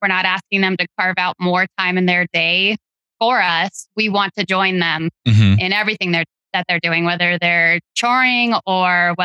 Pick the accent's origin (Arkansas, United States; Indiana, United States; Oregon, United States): Oregon, United States; Central; moved away as an adult; also born or lived in Idaho; I actually grew up in Central Oregon on a small cattle ranch.